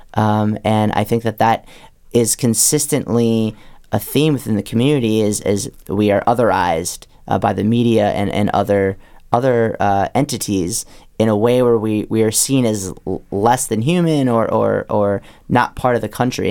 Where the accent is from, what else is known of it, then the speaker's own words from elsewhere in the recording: Wisconsin, United States; moved away; I grew up in Wisconsin